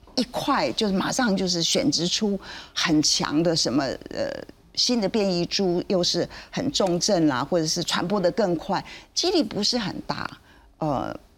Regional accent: Taiwan; 我们台湾人

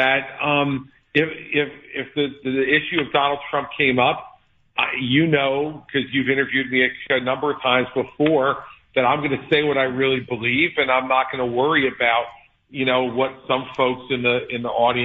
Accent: New Jersey, United States; I'm from Jersey

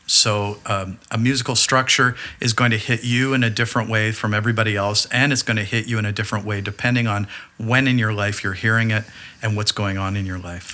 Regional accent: Burlington, Ontario, Canada; growing up in Burlington, Ontario at that time

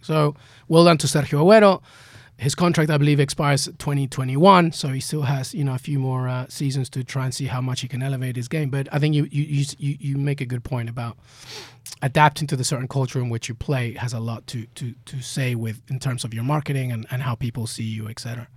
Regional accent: England, United Kingdom; I'm growing up in England.

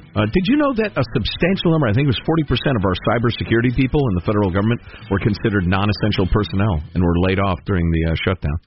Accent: Chicago, Illinois, United States; moved away; everybody I grew up with in Chicagoland

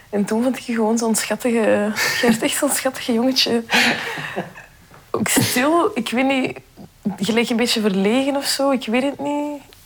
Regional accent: Belgium; Mijn ouders zijn eigenlijk allebei van Marokko, maar ik ben wel hier geboren

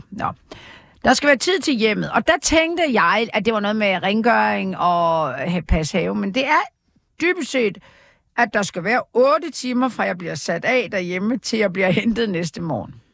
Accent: Jutland, Denmark; ja, jeg er jo fra Jylland.

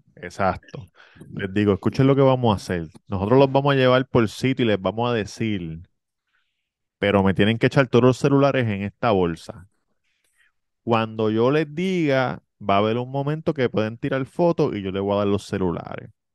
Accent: Levittown, Puerto Rico; Levitown, yo soy de Levitown

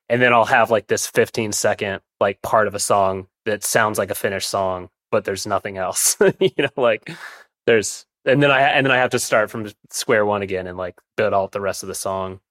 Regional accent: Williamsburg, Virginia, United States; I grew up in Williamsburg, Virginia

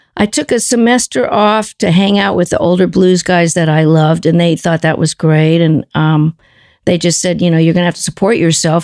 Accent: Los Angeles, California, United States; moved away; also born or lived in Cambridge; we were from L

